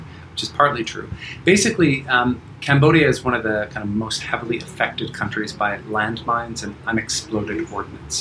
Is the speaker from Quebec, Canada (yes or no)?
no; Toronto, Ontario, Canada; moved away as an adult; also born or lived in Asia; now in Bali, Indonesia; I'm Canadian. I grew up in Toronto. I escaped Canada in its winters when I was around 21.